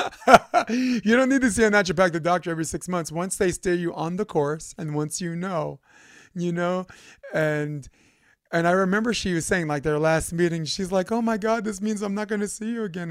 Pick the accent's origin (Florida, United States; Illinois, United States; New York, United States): New York, United States; New York City; moved away as an adult; now in California, United States; I'm from Brooklyn